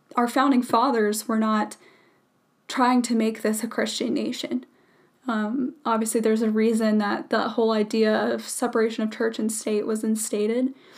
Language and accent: English; United States; I truly love our country and our home